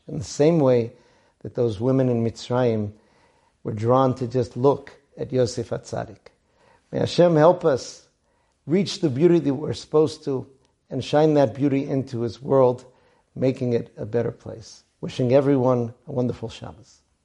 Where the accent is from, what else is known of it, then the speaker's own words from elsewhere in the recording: Boston, Massachusetts, United States; my hometown of Boston